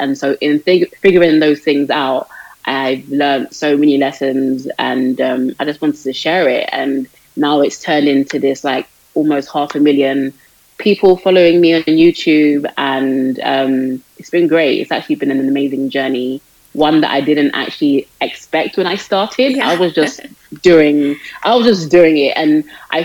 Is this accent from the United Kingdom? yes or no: yes; London, United Kingdom; I'm from London, born and raised in London, United Kingdom.